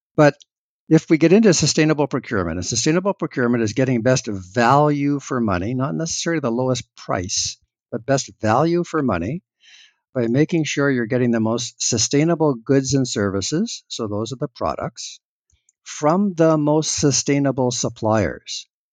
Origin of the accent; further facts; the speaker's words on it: Canada; as a Canadian